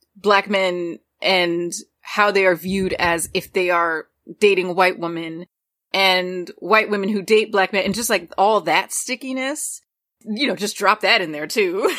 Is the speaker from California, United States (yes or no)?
no; Newark, New Jersey, United States; I grew up in a like mostly black Caribbean Latino area in Newark, New Jersey